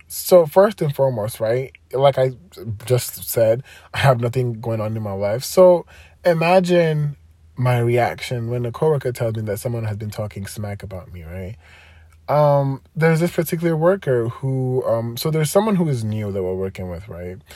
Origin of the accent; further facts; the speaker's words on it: Nigeria; growing up in Nigeria, you know, religion, Christianity